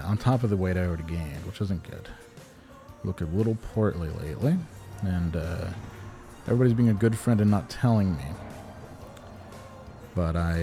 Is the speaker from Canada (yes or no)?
no; Glens Falls, New York, United States; Where I grew up in Glens Falls, New York